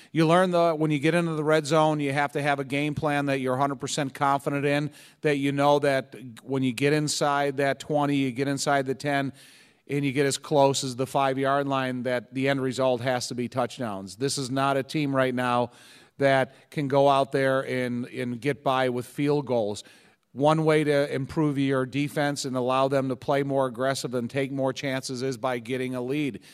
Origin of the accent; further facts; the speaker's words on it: Joliet, Illinois, United States; I grew up in this area. I grew up in Joliet